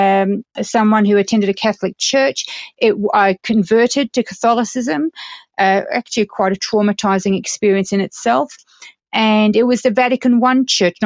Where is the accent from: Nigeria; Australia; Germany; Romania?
Australia; also born or lived in United Kingdom; now in Colorado, United States; I'm a British-born, Australian-raised female, presently living in the beautiful Colorado, United States